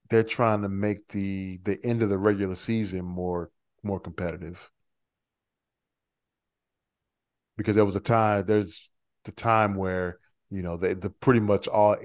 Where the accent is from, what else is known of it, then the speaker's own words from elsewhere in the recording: United States; Sorry for being an American